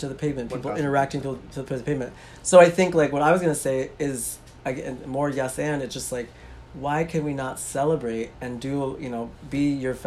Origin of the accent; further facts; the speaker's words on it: Minneapolis, Minnesota, United States; I'm from Minneapolis